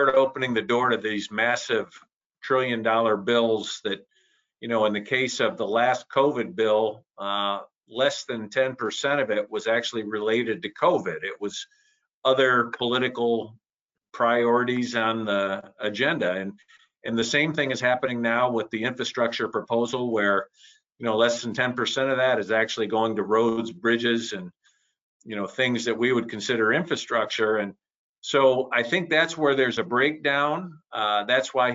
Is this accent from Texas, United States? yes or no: no; Midland, Michigan, United States; my hometown in Midland was the home of Dow Chemical